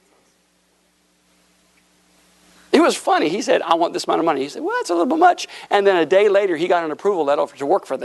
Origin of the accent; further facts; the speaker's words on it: Tampa, Florida, United States; moved away as an adult; also born or lived in Broken Arrow, Oklahoma / Tulsa, Oklahoma / Chicago; I'm a Florida boy. I wasn't born in Florida, but I grew up in Florida